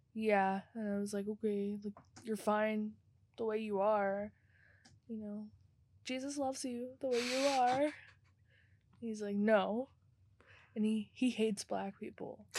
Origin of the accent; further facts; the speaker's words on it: Tulsa, Oklahoma, United States; I'm from Tulsa